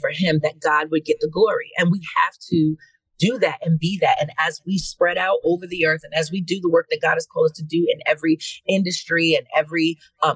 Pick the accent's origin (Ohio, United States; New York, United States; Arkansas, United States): New York, United States; New York City; New York City, and which is my hometown, from Queens.